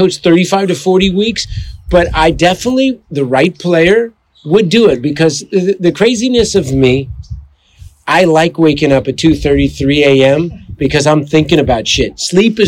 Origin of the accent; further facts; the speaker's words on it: outside of Berkeley, California, United States; I grew up outside of Berkeley, California